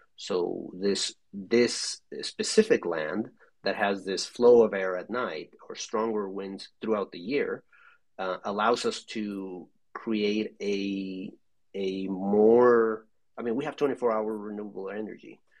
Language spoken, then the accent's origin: English; Mexico; I'm from Mexico